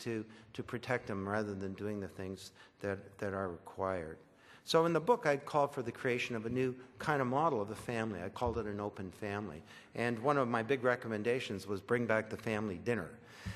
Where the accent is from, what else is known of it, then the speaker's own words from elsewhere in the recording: Orillia, Ontario, Canada; I was raised in Orillia.